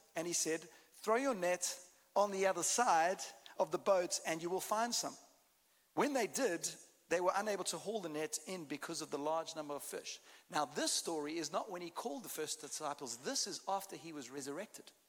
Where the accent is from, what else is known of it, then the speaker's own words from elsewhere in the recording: South Africa; accent: South African; As you can hear, I've got a bit of a different accent. I'm South African, although I can speak Texan.